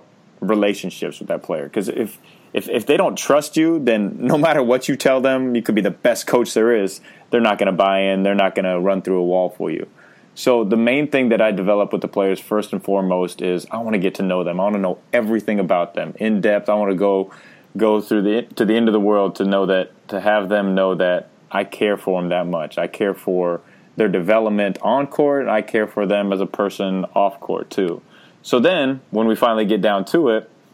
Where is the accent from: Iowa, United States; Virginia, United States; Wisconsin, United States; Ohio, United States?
Iowa, United States; Pella; I grew up in Iowa, in Pella, Iowa, and grew up right next, like down the street from Kyle Korver